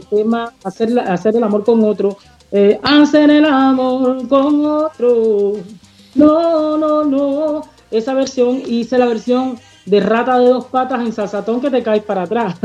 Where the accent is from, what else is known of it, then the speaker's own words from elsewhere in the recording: Cuba; first language Spanish; moved away as an adult; now in Montreal, Canada; como cubana